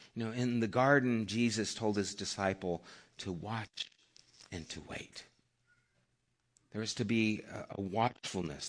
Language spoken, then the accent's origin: English; Flagstaff, Arizona, United States; I was born in Flagstaff, Arizona